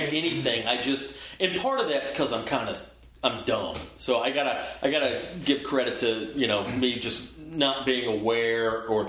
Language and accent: English; Georgia, United States; now in Los Angeles, United States; I'm from Georgia. Never, we don't have earthquakes there. We have tornadoes and stuff like that.